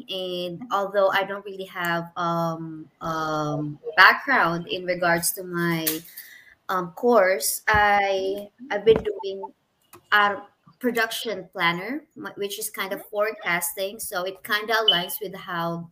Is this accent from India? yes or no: no; Philippines; moved away as an adult; now in Houston, United States; I'm from Philippines